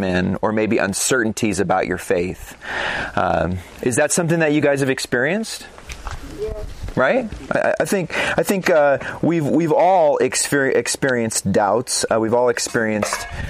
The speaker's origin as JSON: {"language": "English", "town": "Phoenix", "region": "Arizona", "country": "United States", "moved": "yes", "said": "I'm actually from Phoenix, Arizona"}